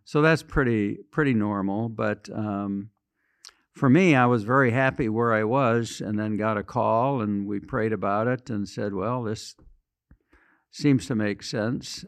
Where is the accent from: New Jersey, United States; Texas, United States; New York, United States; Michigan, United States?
Michigan, United States; western; moved away as an adult; also born or lived in Washington, D.C.; Small town in western Michigan